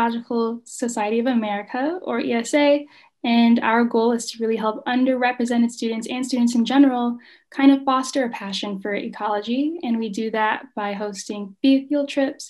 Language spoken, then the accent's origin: English; Michigan, United States; now in San Francisco, United States; I'm from Michigan, but living in San Francisco right now.